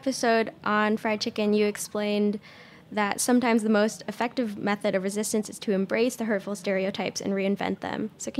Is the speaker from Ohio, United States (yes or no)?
no; Southern California, United States; moved away; I actually grew up in Southern California, and every time I go back, it's like completely different.